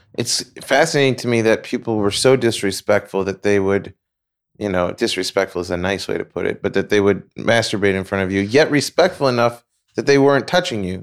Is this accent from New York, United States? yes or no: yes; New York, United States; moved away; I'm from New York